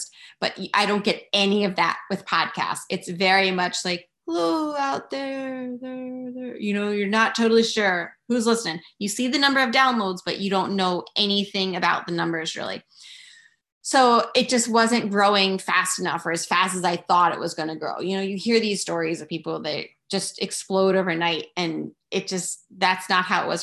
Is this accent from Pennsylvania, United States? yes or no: yes; Philadelphia, Pennsylvania, United States; moved away as an adult; now in Pennsylvania, United States; I grew up outside Philly